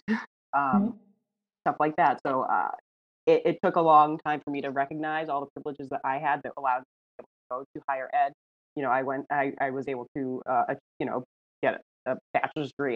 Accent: right outside of Boston, Massachusetts, United States; moved away as an adult; also born or lived in New Hampshire; now in Texas, United States; I grew up right outside of Boston

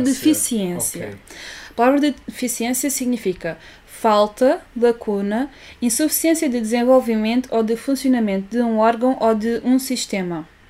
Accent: Olhão, Algarve, Portugal; accent: Olhão; nós somos de Olhão

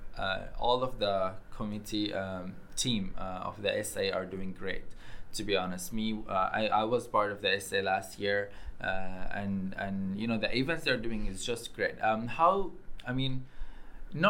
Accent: Syria; now in Nottingham, United Kingdom; from Syria

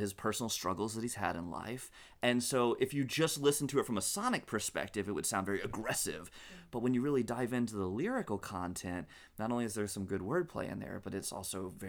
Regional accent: Hickory, North Carolina, United States; also born or lived in Ireland / England; I grew up in Hickory, North Carolina, for the most part, with a little stint in Ireland and a little bit in England as well

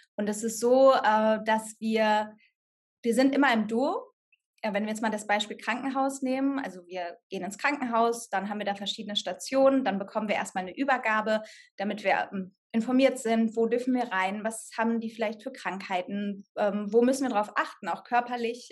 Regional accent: Sauerland, North Rhine-Westphalia, Germany; moved away as an adult; also born or lived in Cologne; ich komme aus dem Sauerland, von einem Dorf, da hatten wir noch nicht mal eine Theater-AG an der Schule

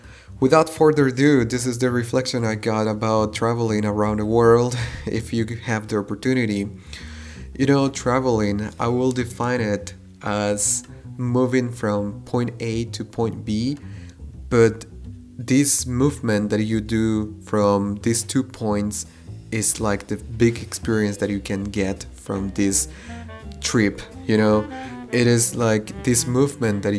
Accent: Quetzaltenango, Guatemala; moved away as an adult; now in Germany; I come from Guatemala, specifically from Xela.

